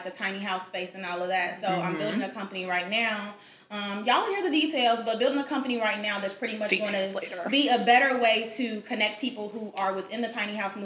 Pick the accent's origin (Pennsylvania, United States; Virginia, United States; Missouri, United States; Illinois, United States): Illinois, United States; Chicago; now in Atlanta, United States; I am originally from Chicago